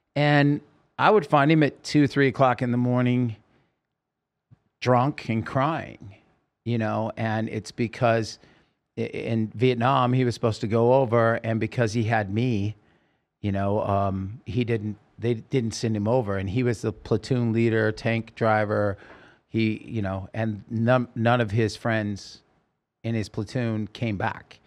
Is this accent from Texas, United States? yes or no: no; Oregon, United States; moved away; also born or lived in California; I grew up in Oregon